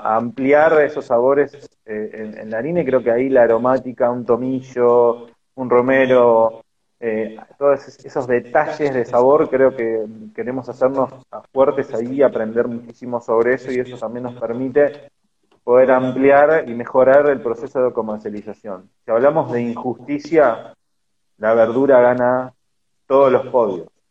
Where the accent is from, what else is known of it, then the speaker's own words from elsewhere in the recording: Argentina; como argentinos y con toda esa argentinidad que tenemos